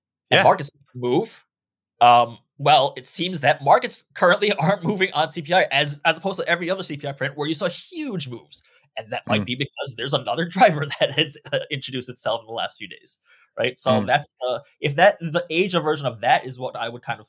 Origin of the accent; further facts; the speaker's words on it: New York, United States; moved away; I'm originally from New York